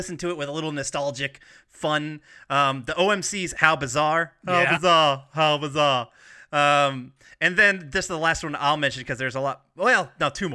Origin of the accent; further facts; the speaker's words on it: the South, United States; growing up in the South